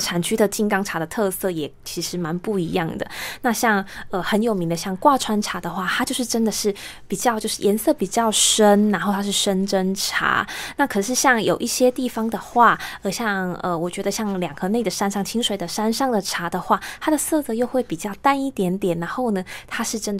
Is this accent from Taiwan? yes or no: yes; Kaohsiung, Taiwan; moved away as an adult; also born or lived in Shizuoka, Japan; 我是高雄人